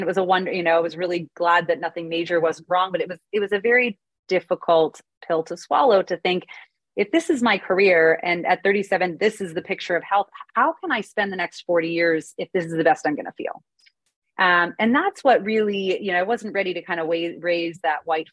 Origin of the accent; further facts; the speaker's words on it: Canada; now in United States; I'm Canadian originally, but I live in the US